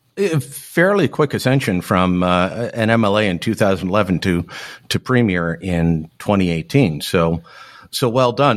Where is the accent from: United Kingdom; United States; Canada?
Canada; Hamilton, Ontario; I grew up in Hamilton, um, uh, very much an industrial town